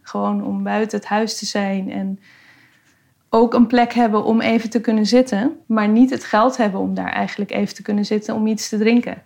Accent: Amsterdam, North Holland, Netherlands; Ik ben geboren en getogen in Noord

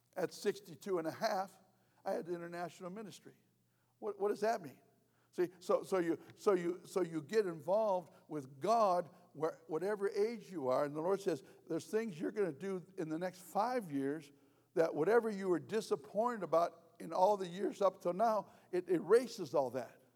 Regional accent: United States; I'm American.

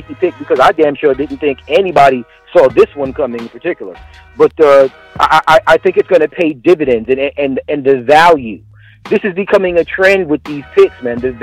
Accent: California, United States; I grew up in Cali, and I spent a lot of time there

